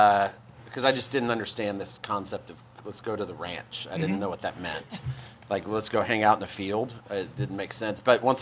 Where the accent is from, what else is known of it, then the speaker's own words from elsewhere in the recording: Houston, Texas, United States; also born or lived in New Mexico / Dallas; I was born in New Mexico. All my family is out on the West Coast, but I went to high school in Houston, moved to Houston for high school, and then college in Dallas at SMU